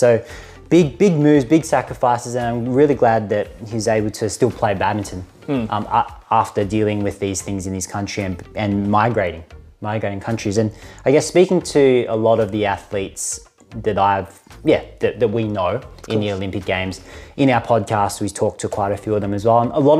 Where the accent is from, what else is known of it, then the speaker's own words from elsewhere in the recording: Australia; because we're Australian